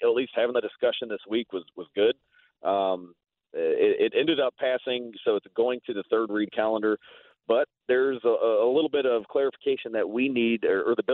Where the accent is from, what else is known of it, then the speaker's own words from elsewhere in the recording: Ferguson, Missouri, United States; also born or lived in Jefferson City, Missouri; I grew up in Ferguson, Missouri, St. Louis County.